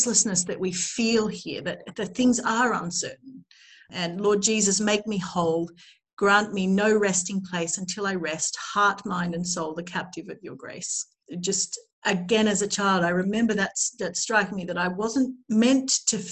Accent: Australia; I grew up in Australia

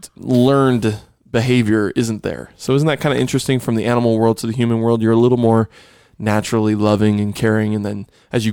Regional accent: Buffalo, New York, United States; I grew up in Buffalo.

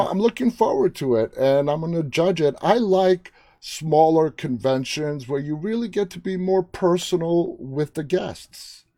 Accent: New York City, New York, United States; moved away; It's where I was born and raised, New York City

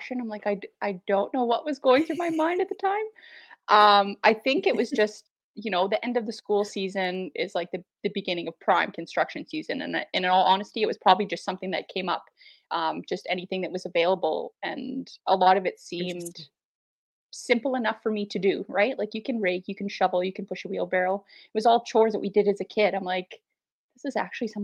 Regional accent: Saskatoon, Saskatchewan, Canada; I am from Saskatoon, Saskatchewan, right dead set in the middle of the prairies. I was born and raised here, born and raised in the north.

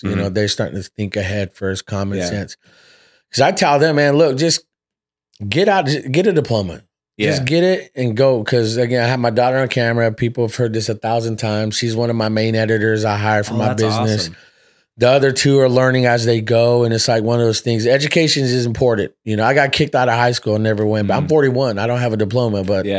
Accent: Fresno, California, United States; also born or lived in Seattle; I'm from originally from Seattle. {S1} Okay. {S0} Yeah. So I grew up here in Fresno.

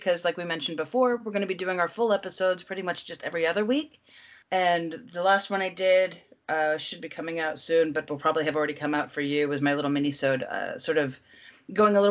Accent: United States; I'm your American hostess

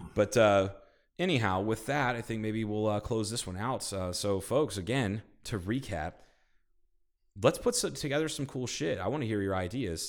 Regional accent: Kingman, Arizona, United States; my hometown

